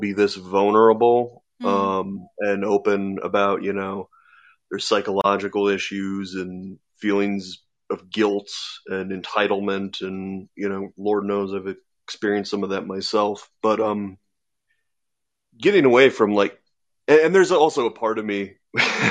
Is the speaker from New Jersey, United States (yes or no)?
no; Iowa, United States; I'm from Iowa